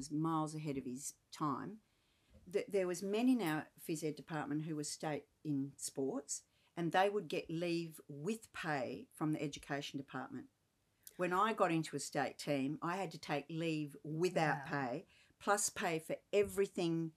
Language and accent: English; Perth, Western Australia, Australia; I grew up around Swan Districts